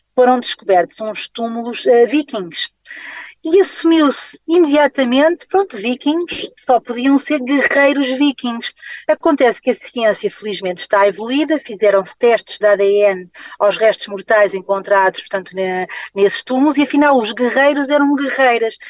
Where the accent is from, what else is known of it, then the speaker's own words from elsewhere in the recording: Guinea-Bissau; eu nasci na Guiné-Bissau